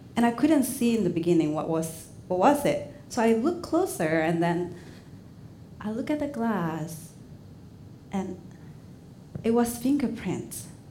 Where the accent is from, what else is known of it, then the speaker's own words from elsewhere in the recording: Indonesia; English is a second language; moved away as an adult; now in Portland, United States; Back in Indonesia, I mean, I'm fluent in Indonesian and Chinese